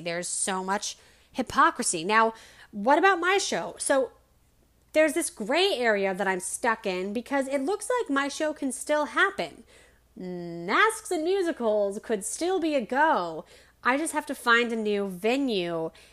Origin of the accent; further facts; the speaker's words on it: Denver, Colorado, United States; in Denver because I'm from Denver